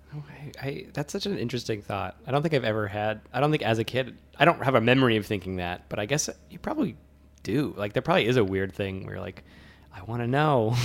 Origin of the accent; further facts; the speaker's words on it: Worcester, Massachusetts, United States; I flew from my hometown of Worcester, which does not have a very large airport